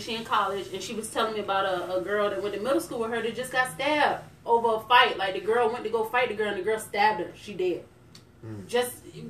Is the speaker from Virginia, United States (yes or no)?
yes; Chesapeake, Virginia, United States; I grew up in Chesapeake. I've lived in Chesapeake from third grade to graduation